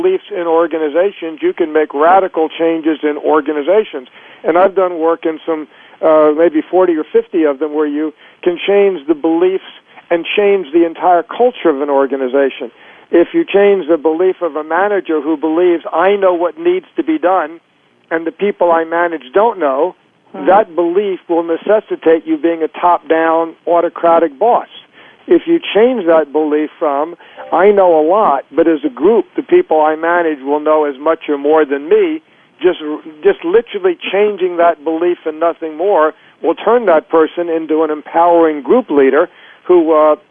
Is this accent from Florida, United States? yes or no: yes; Florida, United States; also born or lived in Chicago, United States / New York, United States / California, United States / Connecticut, United States; now in Northern California, United States; I was born in Florida and moved to New York after the University of Chicago